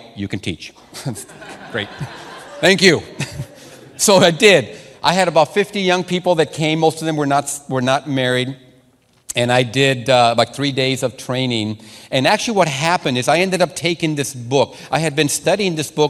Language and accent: English; Sonora, Mexico; first language Spanish; English is a second language; moved away; I'm a Latino man. I know the Latino culture. I started school in Sonora, Mexico. My first language is Spanish